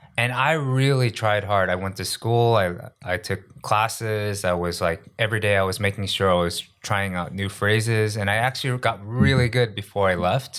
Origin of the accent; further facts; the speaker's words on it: New York, United States; moved away as an adult; now in South Korea; I grew up in New York